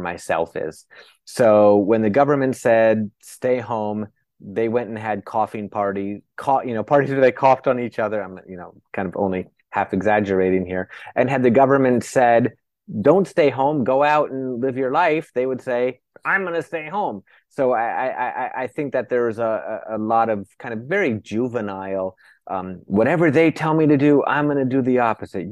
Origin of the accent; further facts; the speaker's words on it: United States; I'm an American